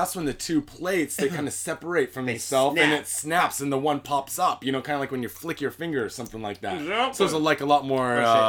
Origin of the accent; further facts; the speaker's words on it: Seattle, Washington, United States; now in Japan; I'm from Seattle